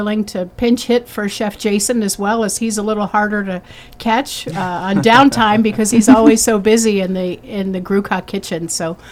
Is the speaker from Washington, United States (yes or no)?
no; South Florida, United States; moved away; also born or lived in Ohio; I grew up in South Florida